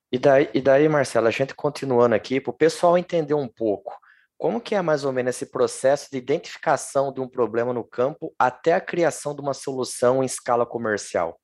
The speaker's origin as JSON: {"language": "Portuguese", "town": "Lençóis Paulista", "region": "São Paulo", "country": "Brazil", "said": "eu sou do interior de São Paulo. Sim. E e ali na minha cidade, Lençóis Paulista"}